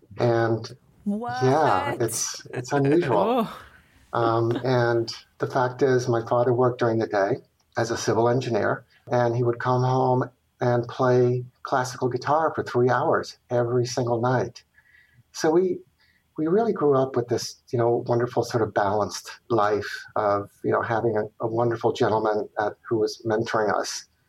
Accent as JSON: {"language": "English", "country": "Chile", "tie": "born or raised there", "also_born_or_lived": "Venezuela", "said": "I was born in Venezuela, but I was immediately plucked away with the family to also go live in Chile for my first 7 years following my father's job."}